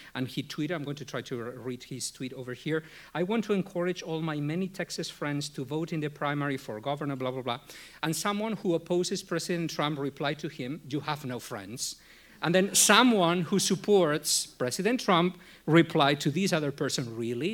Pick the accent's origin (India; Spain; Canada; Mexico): Spain; now in United States; I was born in Spain